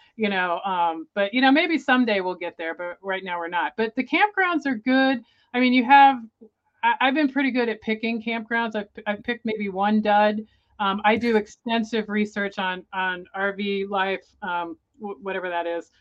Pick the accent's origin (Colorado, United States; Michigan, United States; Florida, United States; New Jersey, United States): Florida, United States; Tampa; moved away; I grew up in Florida in the Tampa Bay area